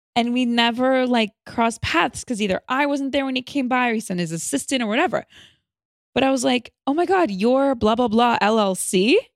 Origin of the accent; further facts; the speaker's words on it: Los Angeles, California, United States; Los Angeles